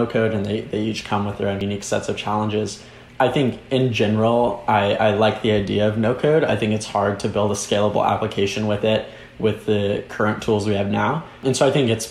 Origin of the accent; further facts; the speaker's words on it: a suburb of Dallas, Texas, United States; I grew up in a suburb in Dallas, just 30 minutes north of Dallas